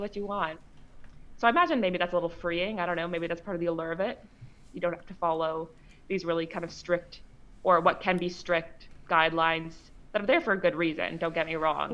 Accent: Canada; I'm actually from Canada

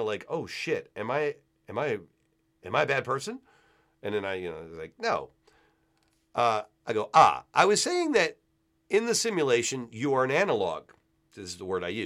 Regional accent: Virginia, United States; moved away; also born or lived in New York; I grew up in Virginia

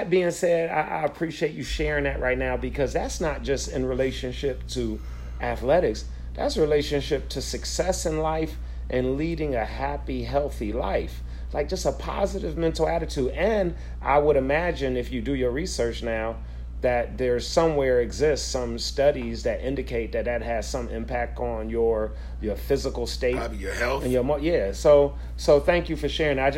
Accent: Buffalo, New York, United States; I'm from Buffalo

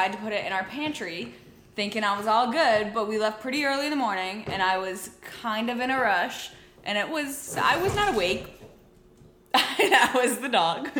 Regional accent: Connecticut, United States; now in Rhode Island, United States; I'm from Connecticut. We live in Rhode Island right now

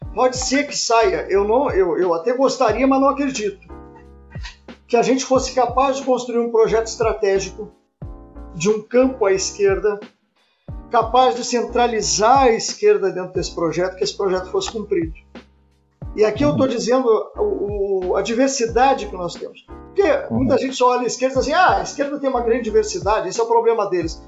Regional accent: Pelotas, Rio Grande do Sul, Brazil; now in Porto Alegre, Brazil; Eu sou de Pelotas e trabalho aqui

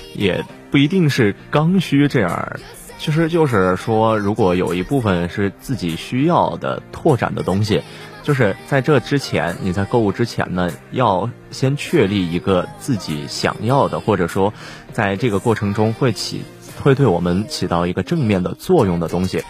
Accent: Northwest China, China; 我们西北人口味的奶茶

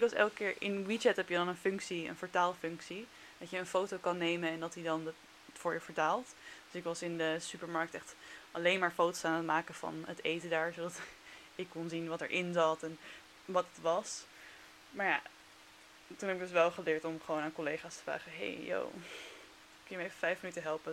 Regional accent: Netherlands; also born or lived in China; als Nederlander

